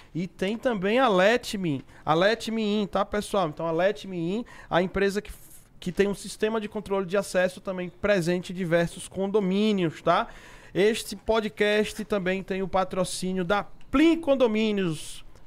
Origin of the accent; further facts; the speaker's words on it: Sergipe, Brazil; lá no meu estado de Sergipe